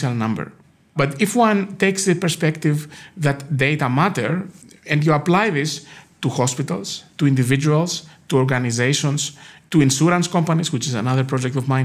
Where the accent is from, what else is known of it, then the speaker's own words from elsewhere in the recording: Greece; now in United States; I grew up in Greece